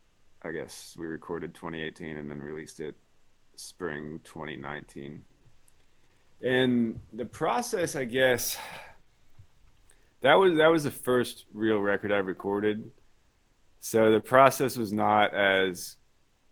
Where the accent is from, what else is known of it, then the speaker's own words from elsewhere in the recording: Versailles, Kentucky, United States; moved away as an adult; now in Los Angeles, United States; I'm from Versailles, Kentucky, outside of Lexington, Woodford County. And I'm based in Los Angeles now. I've been in California for about 10 years.